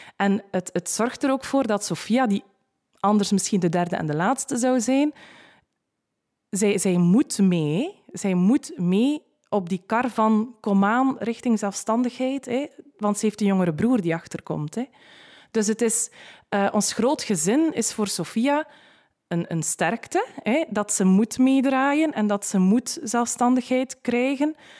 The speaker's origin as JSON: {"language": "Dutch", "region": "West Flanders", "country": "Belgium", "said": "bij ons in West-Vlaanderen"}